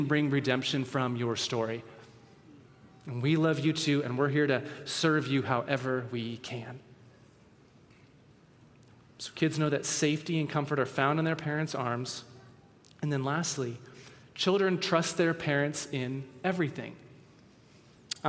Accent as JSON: {"language": "English", "area": "the Northwest", "region": "Pacific Northwest", "country": "United States", "tie": "born or raised there", "said": "we grew up in the Northwest"}